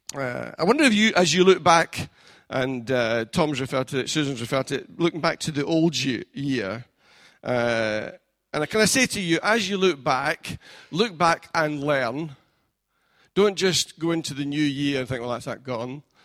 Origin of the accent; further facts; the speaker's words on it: Scotland, United Kingdom; now in England, United Kingdom; I'm a foreigner in this land, being England and being Scottish